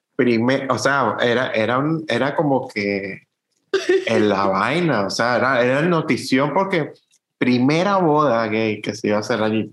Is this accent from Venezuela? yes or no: yes; Venezuela; moved away; nosotros como fotógrafos venezolanos